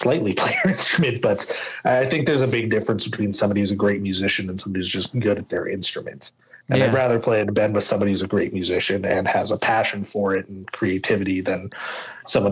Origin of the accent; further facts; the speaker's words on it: Canada; I'm Canadian